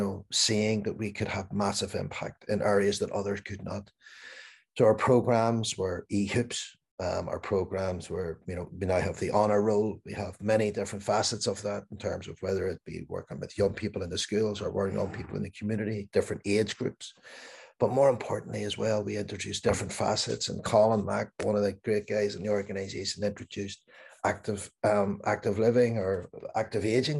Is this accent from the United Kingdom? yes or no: yes; Belfast, Northern Ireland, United Kingdom; growing up in Northern Ireland, in Belfast